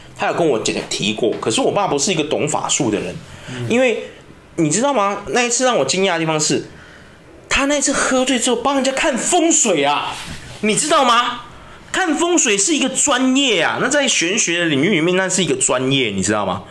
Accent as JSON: {"language": "Chinese", "country": "Taiwan", "said": "我们台湾人的个性"}